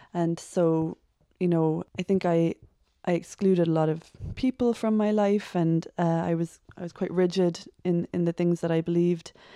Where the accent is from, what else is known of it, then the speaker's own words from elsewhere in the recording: Cork, Munster, Ireland; I am from Cork, born and bred.